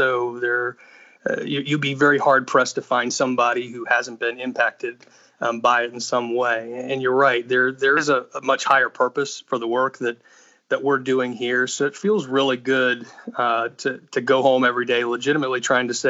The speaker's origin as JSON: {"language": "English", "town": "Washington", "region": "District of Columbia", "country": "United States", "tie": "born or raised there", "also_born_or_lived": "Virginia", "moved": "as an adult", "lives_now": "Atlanta, United States", "said": "I was raised in the Washington, D.C. area, but Atlanta is my home now."}